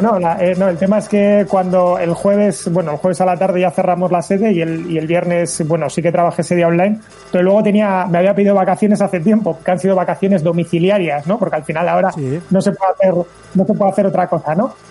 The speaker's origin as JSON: {"language": "Spanish", "region": "Basque Country", "country": "Spain", "said": "aquí en Euskadi, en el País Vasco"}